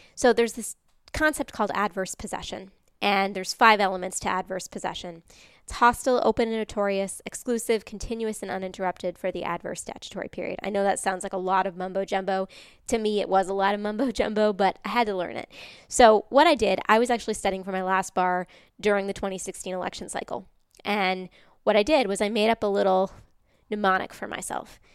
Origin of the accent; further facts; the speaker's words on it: Massachusetts, United States; moved away; I'm from Massachusetts originally, so I'm what they call a masshole in traffic